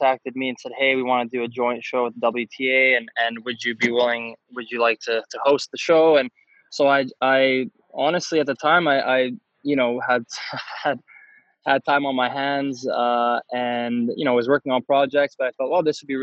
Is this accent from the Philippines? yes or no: no; Canada; I'm a Canadian